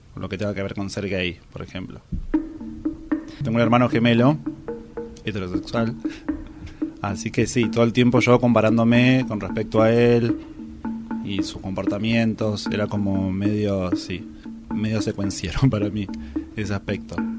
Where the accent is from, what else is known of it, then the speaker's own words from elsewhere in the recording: Luján, Buenos Aires Province, Argentina; de Luján, Buenos Aires, Argentina